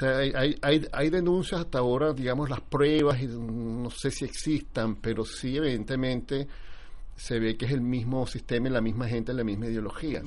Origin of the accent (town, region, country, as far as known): Venezuela; moved away